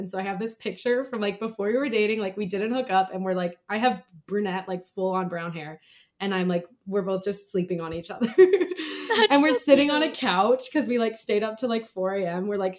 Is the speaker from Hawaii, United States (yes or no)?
yes; Kauai, Hawaii, United States; moved away; we're both from Kauai.